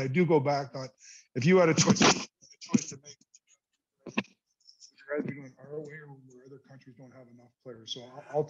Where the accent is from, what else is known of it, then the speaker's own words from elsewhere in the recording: Canada; but as a Canadian, it also comes with responsibilities of media responsibilities.